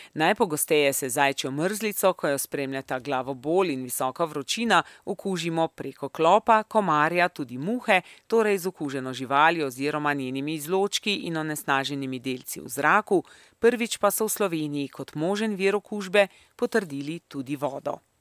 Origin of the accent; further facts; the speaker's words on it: Slovenia; smo Slovenci